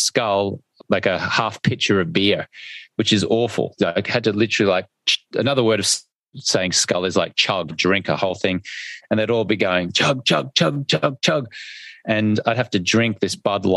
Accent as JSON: {"language": "English", "country": "Australia", "accent": "Australian", "said": "my funny Australian accent in my language"}